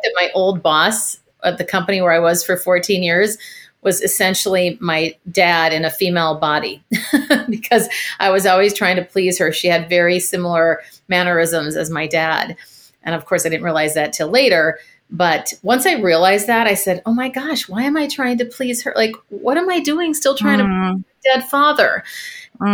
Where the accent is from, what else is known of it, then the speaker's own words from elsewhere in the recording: Minneapolis, Minnesota, United States; moved away as an adult; also born or lived in San Francisco; I am originally from Minneapolis